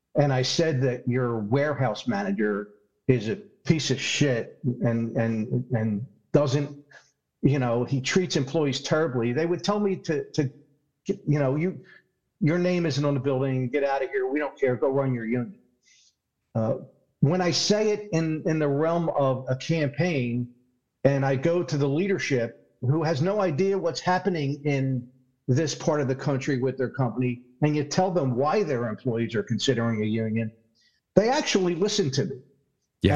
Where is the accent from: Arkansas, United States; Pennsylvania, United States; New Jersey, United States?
Pennsylvania, United States; Philadelphia; accent: Philadelphia; I'm from Philadelphia. That's my Philadelphia accent.